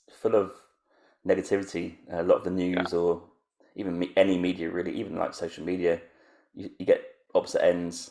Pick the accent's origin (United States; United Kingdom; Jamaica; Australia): United Kingdom